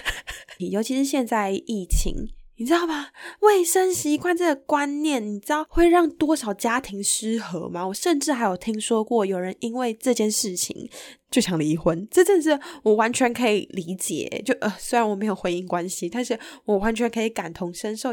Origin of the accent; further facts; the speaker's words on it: Taiwan; 我们台湾人